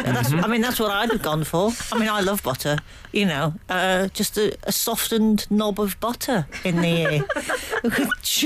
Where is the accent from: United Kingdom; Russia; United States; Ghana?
United Kingdom; I'm so British